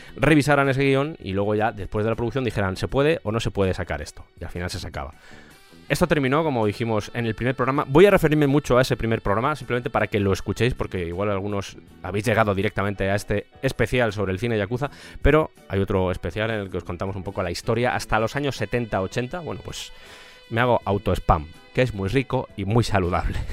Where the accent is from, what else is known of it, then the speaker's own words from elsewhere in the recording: Spain; en mi país, en España